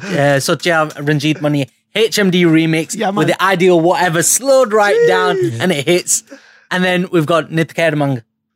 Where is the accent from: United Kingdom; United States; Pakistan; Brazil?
United Kingdom; But at the same time, being British Asian as well, we saw inspiration from different places.